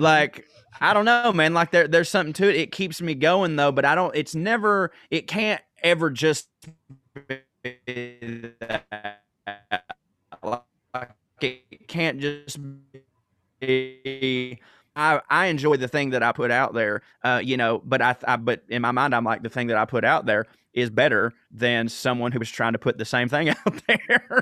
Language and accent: English; the South, United States; we're both from the South